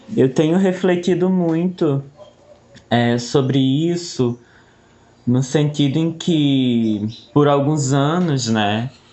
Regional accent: Cariri region, Ceará, Brazil; sou daqui da região do Cariri

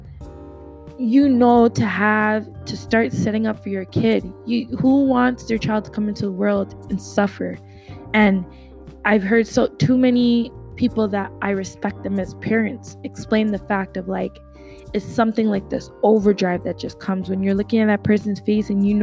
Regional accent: Jamaica; my home country in Jamaica

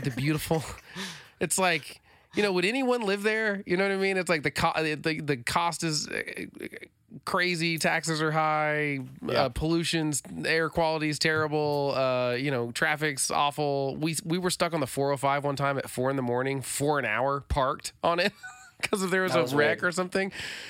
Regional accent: Oklahoma, United States; I'm from Oklahoma. This is kind of strange.

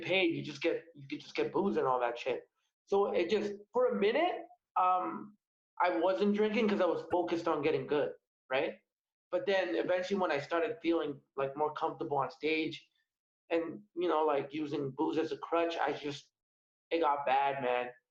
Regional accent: Alberta, Canada; moved away; I'm originally from Alberta

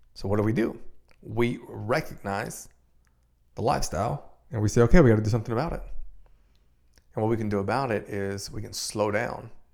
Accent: Dominican Republic; I'm from Dominican Republic

